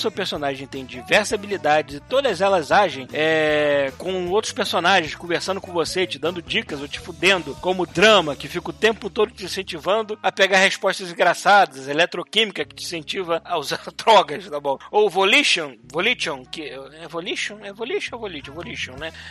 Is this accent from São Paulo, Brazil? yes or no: yes; Cotia, São Paulo, Brazil; tenho 21 anos, sou de Cotia, é São Paulo.